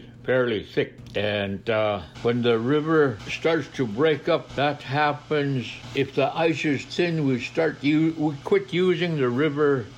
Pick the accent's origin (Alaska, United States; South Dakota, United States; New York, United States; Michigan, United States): Alaska, United States; Napakiak; I have lived all my life in Alaska. My living was in Napakiak until I became 14 years old